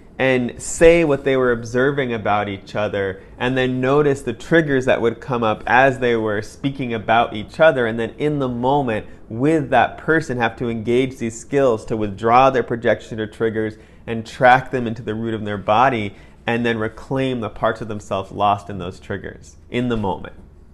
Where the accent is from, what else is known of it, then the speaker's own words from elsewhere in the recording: Oregon, United States; as someone who was a contemporary Western person, growing up in Oregon